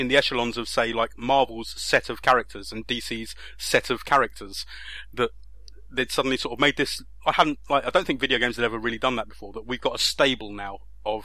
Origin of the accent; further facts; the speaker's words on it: United Kingdom; I'm British